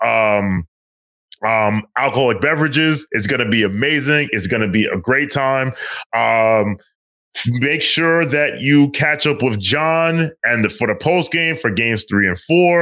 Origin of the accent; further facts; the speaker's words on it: New York, United States; we come from New York